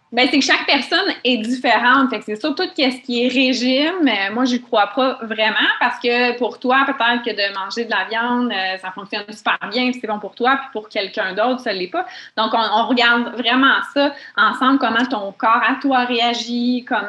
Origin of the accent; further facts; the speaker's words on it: Mont-Tremblant, Quebec, Canada; je viens de Mont-Tremblant